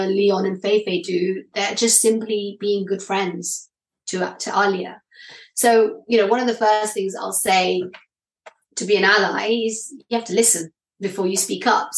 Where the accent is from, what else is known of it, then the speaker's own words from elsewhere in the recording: United Kingdom; I'm British